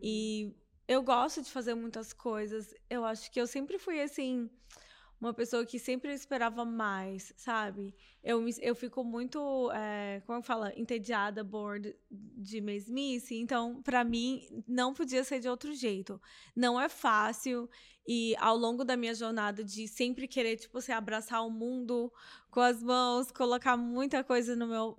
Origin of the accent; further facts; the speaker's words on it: Brazil; moved away; Eu cresci numa cidade pequena no Brasil, em Nanu, que é divisa com a Bahia